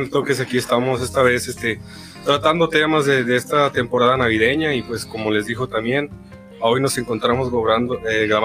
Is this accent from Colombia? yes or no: no; Mexico; now in Riverside, United States; Nosotros mexicanos